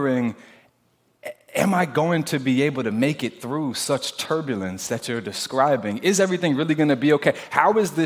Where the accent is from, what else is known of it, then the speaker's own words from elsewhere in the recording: New Jersey, United States; I'm from Jersey.